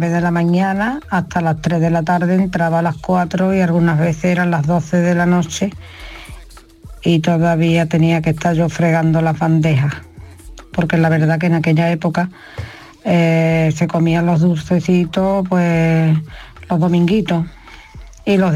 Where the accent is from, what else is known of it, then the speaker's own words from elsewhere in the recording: Seville, Andalusia, Spain; de Sevilla